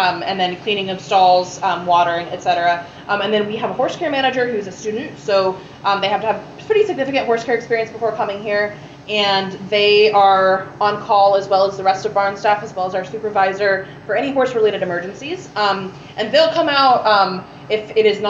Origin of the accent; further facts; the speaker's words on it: Durham, North Carolina, United States; moved away as an adult; now in Richmond, Indiana, United States; I'm from Durham, North Carolina.